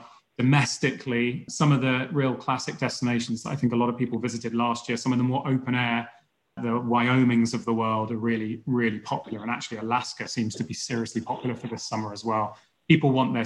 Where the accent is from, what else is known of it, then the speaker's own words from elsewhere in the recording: United Kingdom; as a Brit